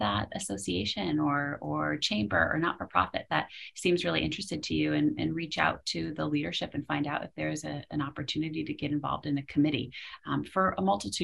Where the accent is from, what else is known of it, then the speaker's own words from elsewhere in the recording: Western Massachusetts, United States; also born or lived in Philadelphia; I grew up in Western Mass